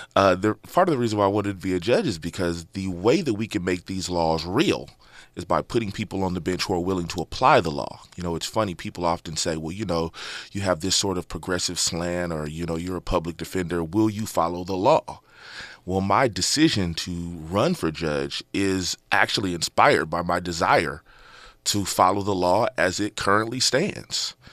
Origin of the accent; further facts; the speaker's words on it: Inglewood, California, United States; Born and raised in Inglewood, California